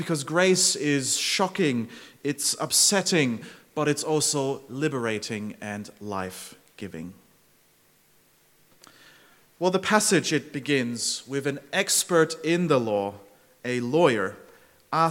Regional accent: Zurich, Switzerland; moved away as an adult; now in Melbourne, Australia; I grew up in Zurich, and every day on my commute to high school, I would pass by old historic cathedrals

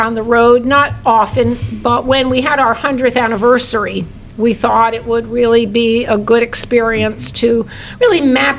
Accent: West Lafayette, Indiana, United States; I'm from West Lafayette, practiced in Lafayette for 20 years.

